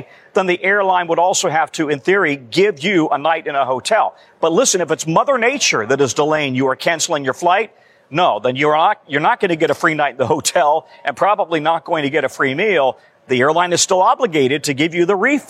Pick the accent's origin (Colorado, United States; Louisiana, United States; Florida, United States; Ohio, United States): Colorado, United States; Denver; living on the south side of Denver, for example, my hometown